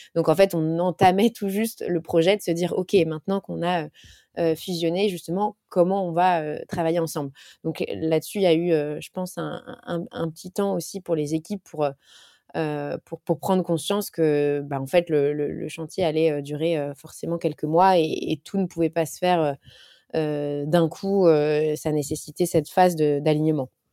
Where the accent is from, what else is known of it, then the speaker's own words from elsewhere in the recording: France; en tant que Français